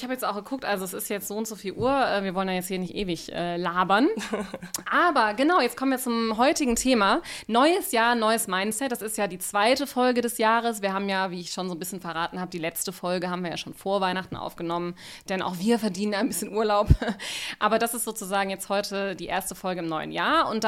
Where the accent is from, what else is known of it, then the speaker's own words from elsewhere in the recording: Rhineland, Germany; born there; ich bin ja auch Rheinländerin, Gebürtige